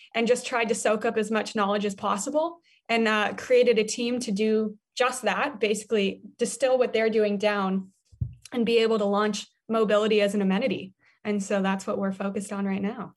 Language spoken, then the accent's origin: English; Denver, Colorado, United States; I grew up in Denver, Colorado, so I was always on a bike.